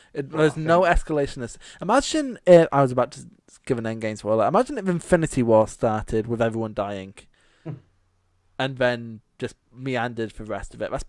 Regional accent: Scotland, United Kingdom; most people don't know I'm Scottish until we mention it.

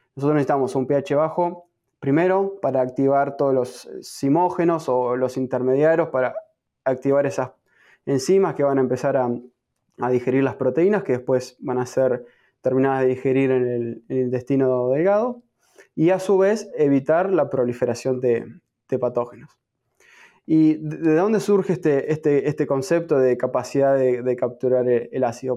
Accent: Argentina; moved away as an adult; now in United States; soy nativo de, Argentina, me encuentro en este momento en Estados Unidos haciendo mi, programa de PhD

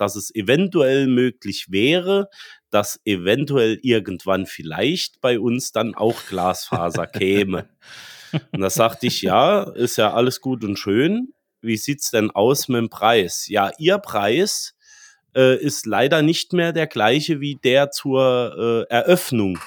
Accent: Germany; wir als Deutsche

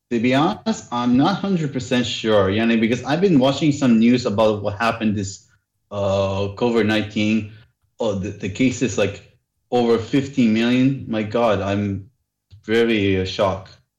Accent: Saudi Arabia; also born or lived in Jeddah; I'm originally from Saudi. Uh, I'm living here in, called the city Jeddah

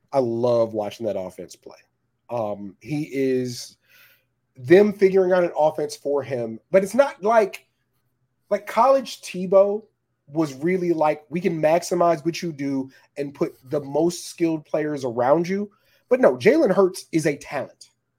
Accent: Upper Marlboro, Maryland, United States; Shout out to Greg. I'm from Upper Marlboro, baby, but I'm too old to be a Baltimore fan

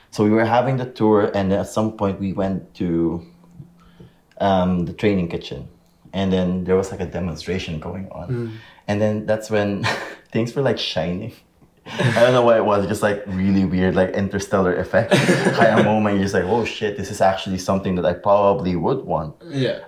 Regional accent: Philippines; I'm Filipino

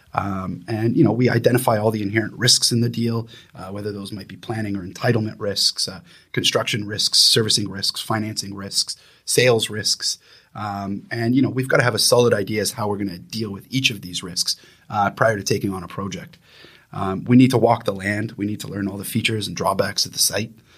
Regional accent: Niagara area of Southern Ontario, Canada; moved away as an adult; now in Vancouver, Canada; I'm originally from Niagara area of Southern Ontario. Uh, however, I've lived in Vancouver for the past fourteen years

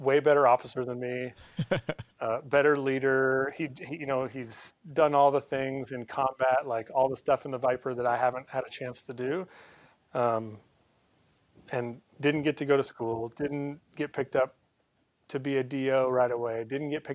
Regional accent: Montana, United States; moved away as an adult; now in North Carolina, United States; I grew up in Montana.

